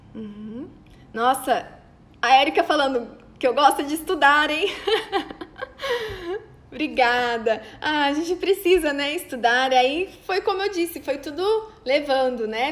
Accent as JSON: {"language": "Portuguese", "town": "Cândido Mota", "region": "São Paulo", "country": "Brazil", "tie": "born or raised there", "moved": "yes", "lives_now": "Maringá, Brazil", "said": "lá da minha cidade onde eu nasci, de Cândido Mota"}